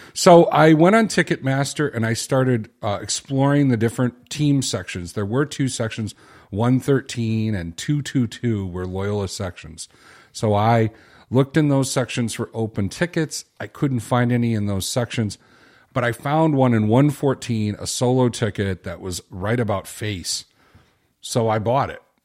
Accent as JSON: {"language": "English", "town": "Chicago", "region": "Illinois", "country": "United States", "said": "I'm from Chicago"}